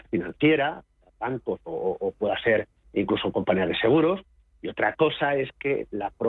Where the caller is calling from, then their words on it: Cádiz, Andalusia, Spain; Buenas tardes … de Cádiz para el consultorio de fondos de cierre de mercados